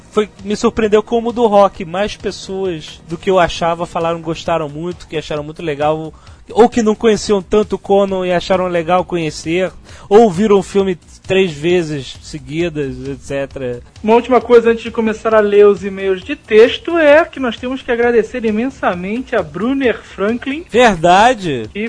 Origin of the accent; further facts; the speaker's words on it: Natal, Rio Grande do Norte, Brazil; É o …, é o …. Sou de Natal.